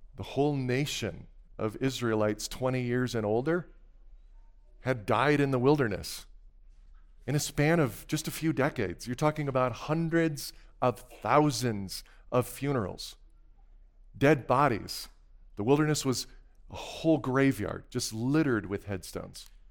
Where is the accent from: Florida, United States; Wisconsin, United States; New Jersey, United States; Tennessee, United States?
Wisconsin, United States; moved away; I had made just a quick trip back to my home state